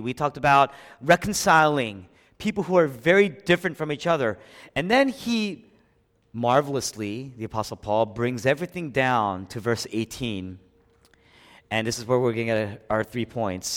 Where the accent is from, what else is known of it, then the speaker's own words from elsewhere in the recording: Philadelphia, Pennsylvania, United States; moved away; I was raised here in Philadelphia, but when I came back to the city after eleven years